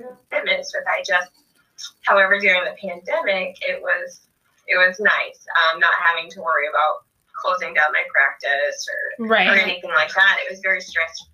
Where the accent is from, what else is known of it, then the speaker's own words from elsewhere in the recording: Hackett, Arkansas, United States; moved away as an adult; now in Pierre, United States; I'm originally from Hackett, Arkansas, and I currently live in Pierce, South Dakota